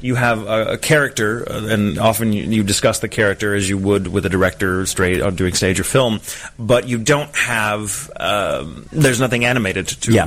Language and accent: English; Texas, United States; where I'm from in Texas